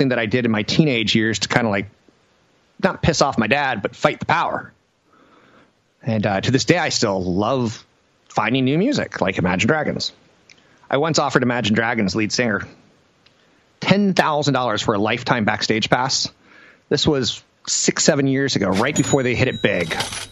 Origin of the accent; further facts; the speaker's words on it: United States; as an American